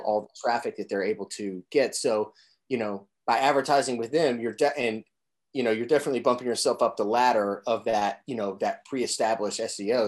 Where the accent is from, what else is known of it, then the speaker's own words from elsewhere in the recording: Southern Indiana, United States; originally from Southern Indiana